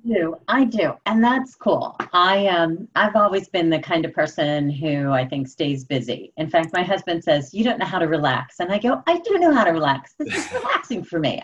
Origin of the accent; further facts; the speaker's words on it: Pittsburgh, Pennsylvania, United States; I'm born and raised in Pittsburgh.